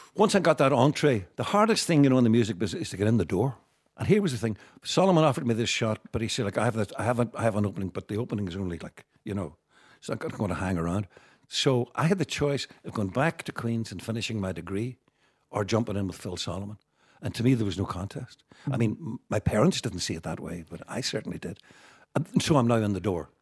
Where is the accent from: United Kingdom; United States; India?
United Kingdom; Derry, Northern Ireland; also born or lived in Belfast; growing up in Derry